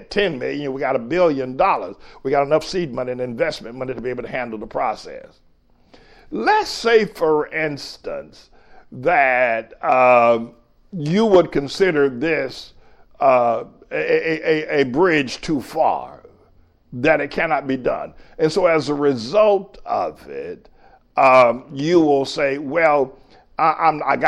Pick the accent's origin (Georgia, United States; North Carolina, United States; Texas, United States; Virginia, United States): North Carolina, United States; moved away as an adult; now in New York, United States; I grew up in North Carolina in the 50s and the 60s